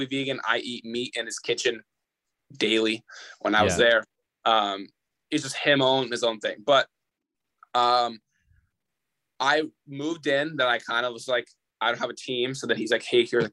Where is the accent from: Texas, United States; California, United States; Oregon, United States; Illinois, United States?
California, United States; Redlands; I'm from Redlands